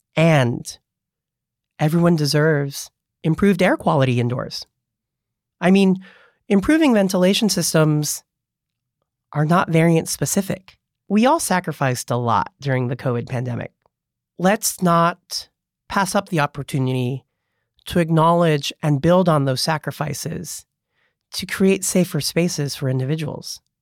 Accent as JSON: {"language": "English", "town": "Monterey Park", "region": "California", "country": "United States", "tie": "born or raised there", "moved": "yes", "lives_now": "San Francisco, United States", "said": "I was born in Monterey Park, the son of Cambodian refugees"}